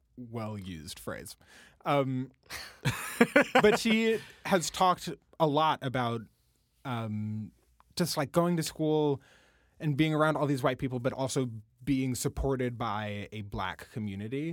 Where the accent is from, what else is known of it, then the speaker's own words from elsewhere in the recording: Washington, District of Columbia, United States; I'm from Washington, D C. My mom is from D C originally